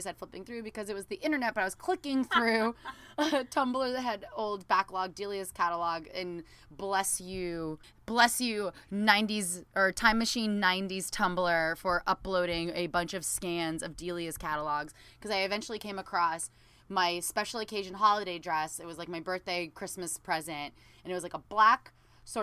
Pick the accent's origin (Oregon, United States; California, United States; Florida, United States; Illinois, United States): California, United States; Southern; I was from Southern California